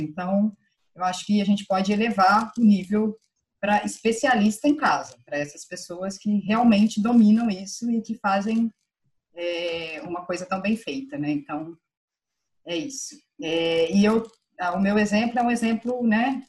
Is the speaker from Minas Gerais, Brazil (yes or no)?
yes; Minas Gerais, Brazil; eu sou mineira